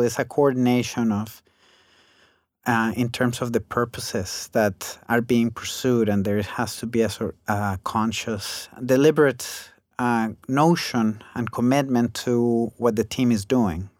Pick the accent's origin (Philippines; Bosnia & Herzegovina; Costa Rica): Costa Rica; moved away as an adult; also born or lived in United States; while I was growing up in Costa Rica